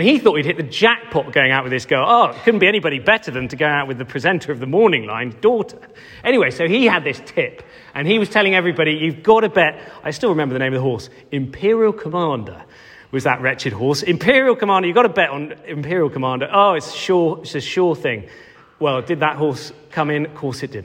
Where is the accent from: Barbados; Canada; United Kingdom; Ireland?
United Kingdom; Cheltenham, South West England; I grew up in Cheltenham